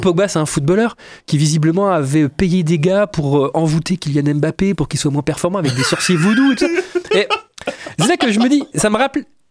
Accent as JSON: {"language": "French", "town": "Poitiers", "region": "Nouvelle-Aquitaine", "country": "France", "moved": "yes", "said": "à la base je suis de Poitiers"}